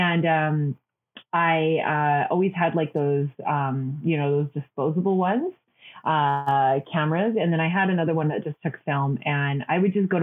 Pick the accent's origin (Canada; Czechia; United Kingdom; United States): Canada; Hinton, Alberta; also born or lived in Vancouver; now in Calgary, Canada; The big pulp mill where I grew up in Hinton, Alberta